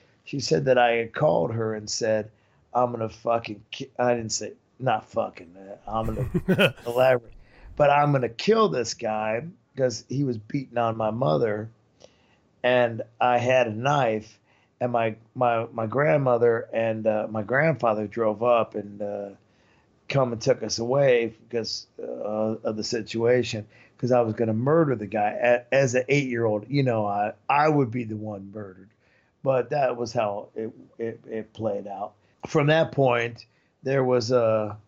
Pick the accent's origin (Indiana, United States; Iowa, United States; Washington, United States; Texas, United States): Indiana, United States; Marion; moved away as an adult; also born or lived in La Fontaine, Indiana; now in Europe; I was born in Marion, Indiana, and then I lived in LaFountain, Indiana, which was a little bit north.